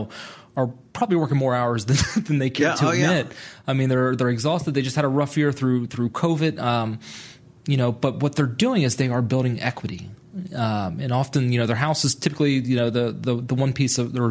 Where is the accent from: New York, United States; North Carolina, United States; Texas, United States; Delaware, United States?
Delaware, United States; moved away as an adult; My dad ran a construction company back in my home state of Delaware for 25 years